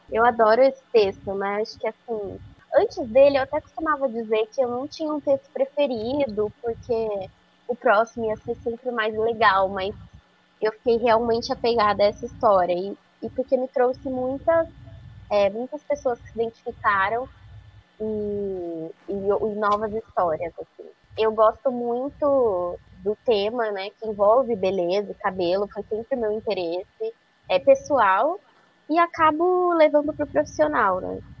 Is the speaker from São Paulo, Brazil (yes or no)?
yes; Araras, interior of São Paulo, Brazil; moved away as an adult; also born or lived in Campinas; now in São Paulo, Brazil; eu sou do interior de São Paulo, sou de Arara, e atualmente eu moro em São Paulo